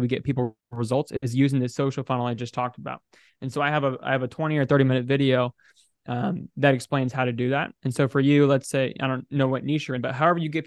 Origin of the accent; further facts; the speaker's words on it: United States; I'm an American, I'm a bro, I'm 20 years old